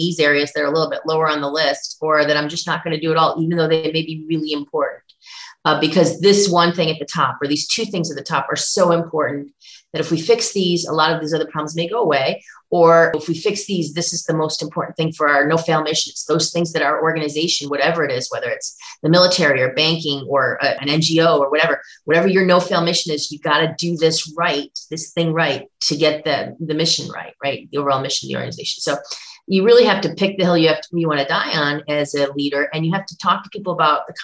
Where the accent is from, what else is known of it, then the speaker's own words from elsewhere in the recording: Buffalo, New York, United States; I grew up in Buffalo